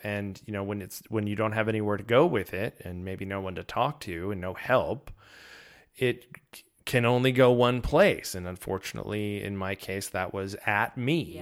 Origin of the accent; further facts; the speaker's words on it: Danbury, Connecticut, United States; moved away; originally I'm from, uh, Danbury, Connecticut